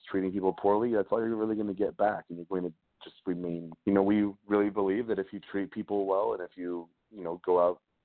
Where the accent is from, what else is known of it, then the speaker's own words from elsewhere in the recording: McCammon, Idaho, United States; now in Salt Lake City, United States; I actually grew up in a really, really small town in Idaho called McCammon.